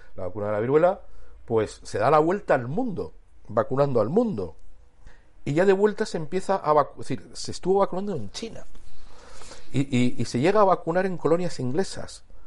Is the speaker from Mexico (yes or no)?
no; Cástulo, Andalusia, Spain; Cástulo, que es donde yo nací